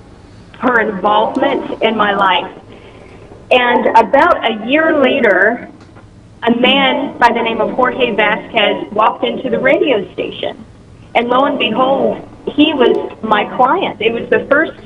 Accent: northern Kentucky, United States; moved away as an adult; I ended up going back home to my hometown in Kentucky, a little city in northern Kentucky

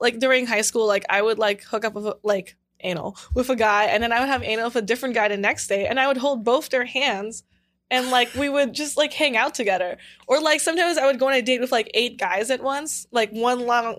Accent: Los Angeles, California, United States; I'm from LA. My parents are just super duper Asian

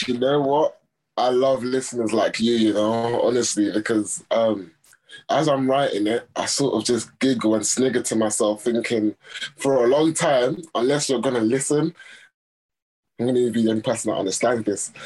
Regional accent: Nigeria; I'm Nigerian Yoruba.

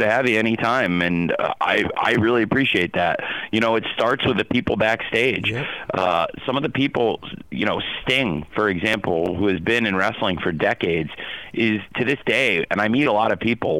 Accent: Champaign, Illinois, United States; I grew up in Champaign, Illinois, around the college football and college basketball teams of the University of Illinois

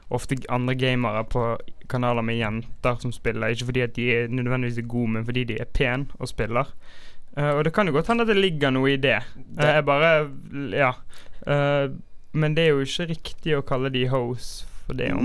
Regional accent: Bergen, Vestland, Norway; vi som bergensere

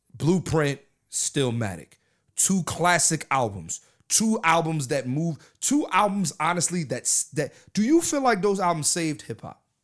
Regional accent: Philadelphia, Pennsylvania, United States; I'm from Philadelphia

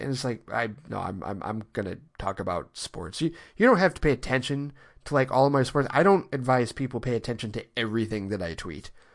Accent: Detroit, Michigan, United States; being born and raised in Detroit

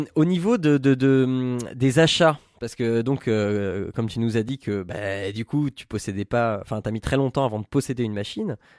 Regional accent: Picardy, Hauts-de-France, France; Picardie, tout ça, c'est ma terre natale

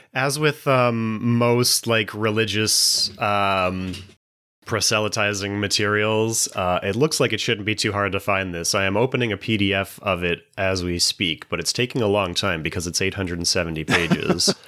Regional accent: Canada; in Canada, especially in the 90s, a lot of our popular culture was dominated by showing that we're not American

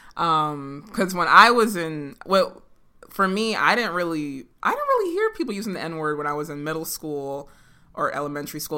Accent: San Jose, California, United States; we grew up in San Jose

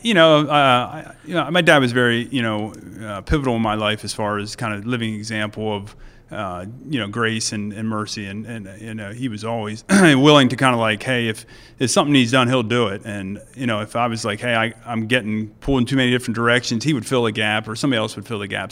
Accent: Mount Joy, Pennsylvania, United States; we lived, uh, there till I was about twelve, and then, uh, we sold the farm and moved to Mount Joy

